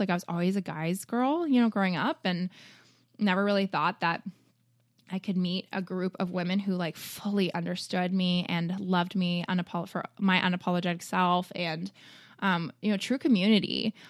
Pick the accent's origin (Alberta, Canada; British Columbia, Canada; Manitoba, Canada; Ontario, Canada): Ontario, Canada; Toronto; moved away; also born or lived in Chicago; I grew up in Toronto